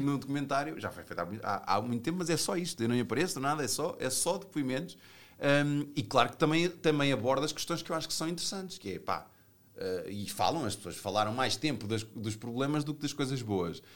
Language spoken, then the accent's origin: Portuguese; Portugal; fora de Portugal, eh, eu, eu digo que sou português